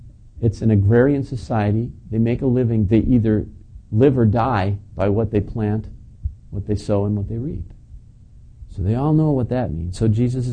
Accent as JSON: {"language": "English", "town": "Plainfield", "country": "United States", "said": "we're from Plainfield"}